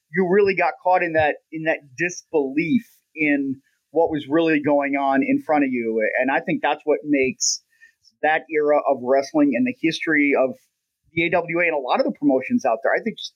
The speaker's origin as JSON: {"language": "English", "region": "southwestern Minnesota", "country": "United States", "tie": "born or raised there", "said": "I grew up in southwestern Minnesota, and I'm 47"}